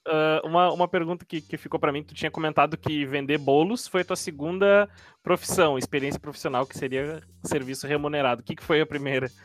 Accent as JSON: {"language": "Portuguese", "region": "Rio Grande do Sul", "country": "Brazil", "moved": "yes", "lives_now": "Florianópolis, Brazil", "said": "Rio Grande do Sul, por exemplo, que é da onde eu sou, mas eu tô morando em Floripa."}